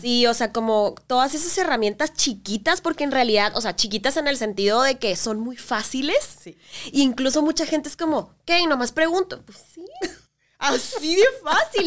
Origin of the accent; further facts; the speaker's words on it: Mexico; como mexicanos